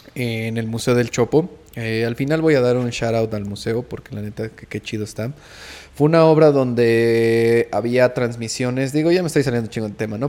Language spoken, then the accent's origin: Spanish; Mexico; yo como mexicano